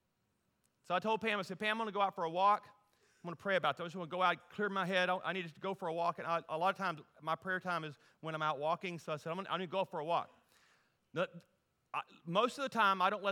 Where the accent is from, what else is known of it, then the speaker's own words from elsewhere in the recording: Louisiana, United States; moved away as an adult; also born or lived in Amarillo, Texas; now in Colorado, United States; We were born and raised in Louisiana